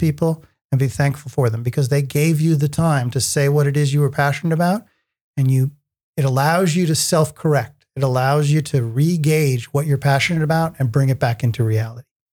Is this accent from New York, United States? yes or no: yes; New York area, United States; I grew up in the New York area